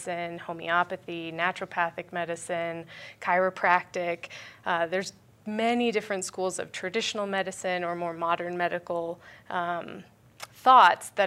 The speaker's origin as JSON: {"language": "English", "area": "Vail Valley", "region": "Colorado", "country": "United States", "tie": "born or raised there", "moved": "as an adult", "said": "I was born here, so born and raised in the Vail Valley"}